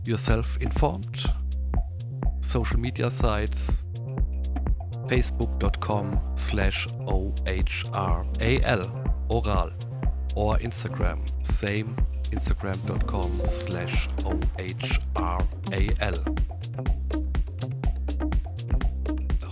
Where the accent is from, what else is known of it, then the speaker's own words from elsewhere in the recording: Neustadt, Germany; in my hometown in Neustadt.